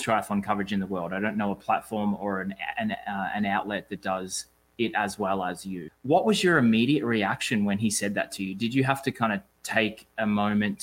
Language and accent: English; Australia; moved away; Growing up in Australia